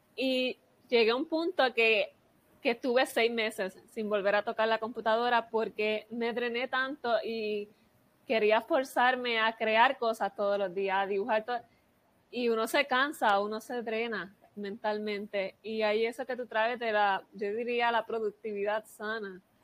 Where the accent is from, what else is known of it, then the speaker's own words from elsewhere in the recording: Puerto Rico; yo soy de Puerto Rico